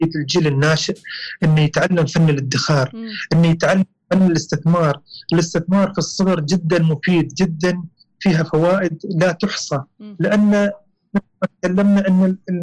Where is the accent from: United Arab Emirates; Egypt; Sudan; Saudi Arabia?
United Arab Emirates; الجماعه عندنا الاماراتيين